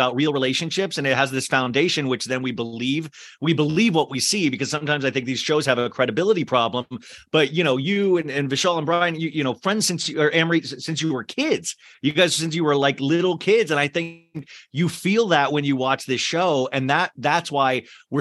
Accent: Scottsdale, Arizona, United States; moved away; I grew up in Scottsdale.

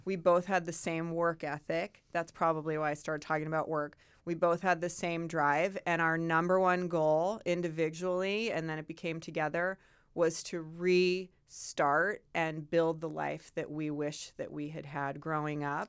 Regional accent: Chicago, Illinois, United States; moved away as an adult; also born or lived in Santa Barbara, California / Northern California / New York; now in California, United States; I grew up in the Midwest

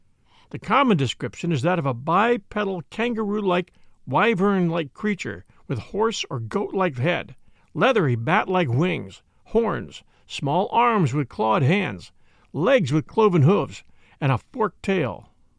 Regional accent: Philadelphia, Pennsylvania, United States; I know this well, because as a boy growing up outside of Philadelphia, that's where most of my friends' families went to for a week or more in the summer.

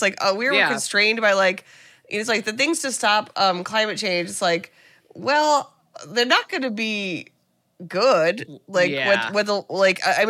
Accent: Ohio, United States; moved away; I'm from Ohio, so when I see something I don't know on a branch or a bush, I was instructed as a youth, do not eat it.

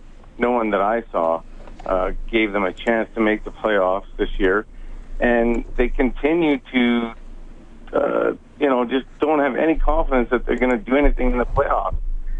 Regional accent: Kamloops, British Columbia, Canada; I grew up in Kamloops

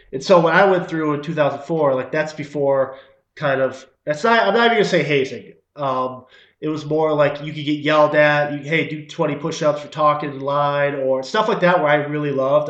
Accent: Wellesley, Massachusetts, United States; born or raised there; also born or lived in Haverhill, Massachusetts / Ashland, Massachusetts / Groton, Massachusetts

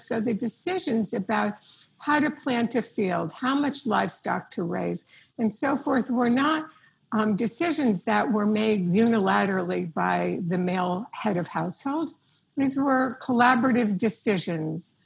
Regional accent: New York, United States; I'm a New Yorker

